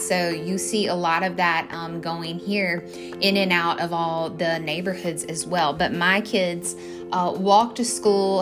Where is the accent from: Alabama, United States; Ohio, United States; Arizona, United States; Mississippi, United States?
Mississippi, United States; moved away as an adult; now in Portland, United States; we come back home from the South in Mississippi